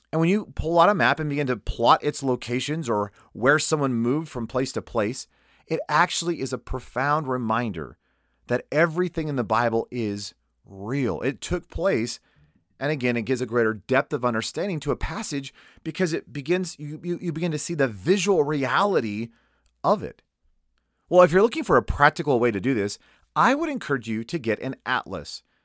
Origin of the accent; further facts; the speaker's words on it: United States; me as an American